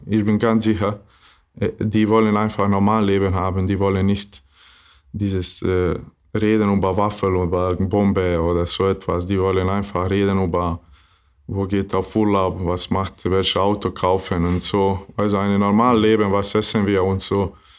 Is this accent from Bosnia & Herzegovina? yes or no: yes; Maglaj, Federation of Bosnia and Herzegovina, Bosnia & Herzegovina; German is a second language; also born or lived in Doboj; now in Flensburg, Germany; ich bin nicht aus Doboj, äh, weil ich bin aus Maglai. Das ist ein kleines Wort in äh, Mitte Bosnien und aber habe ich in Doboj geboren